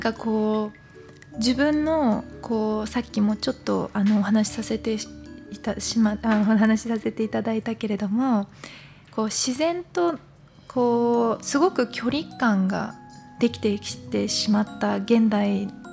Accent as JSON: {"language": "Japanese", "country": "Japan", "said": "日本から来てるから日本のルーツ"}